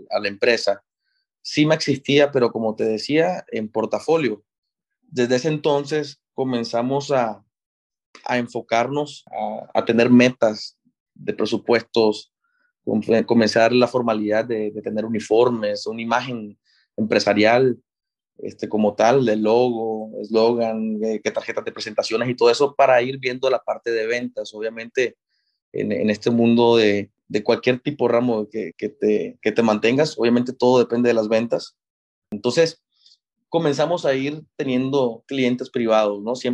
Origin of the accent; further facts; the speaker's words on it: Monterrey, Nuevo León, Mexico; la, mitad fue en, Monterrey, mi ciudad de origen, y la otra mitad aquí fue en la Universidad Americana.